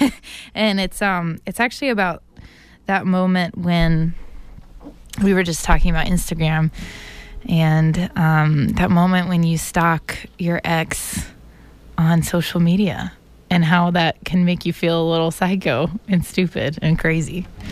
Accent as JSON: {"language": "English", "town": "Atlanta", "region": "Georgia", "country": "United States", "tie": "born or raised there", "moved": "as an adult", "lives_now": "Boston, United States", "said": "I grew up in Atlanta, Georgia, and then came here three and a half years ago for college."}